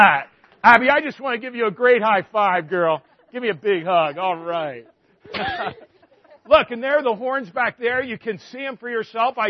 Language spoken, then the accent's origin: English; outside of Philadelphia, Pennsylvania, United States; I grew up outside of Philly